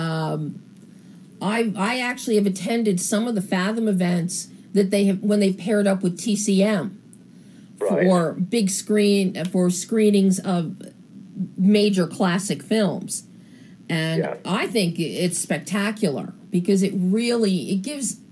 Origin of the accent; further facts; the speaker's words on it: East Coast of the United States, United States; I'm from the East Coast in the United States, and I know the Jersey Shore very well